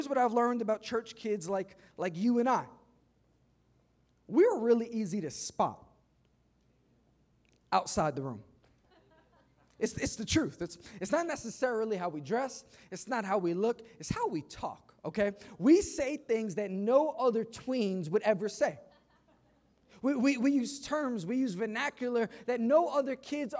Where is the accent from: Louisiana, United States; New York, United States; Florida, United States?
New York, United States; New York City; I grew up in Queens